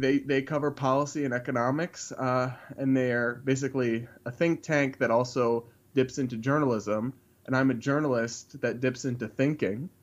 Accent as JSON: {"language": "English", "region": "Massachusetts", "country": "United States", "said": "I'm from New England. I'm from Massachusetts"}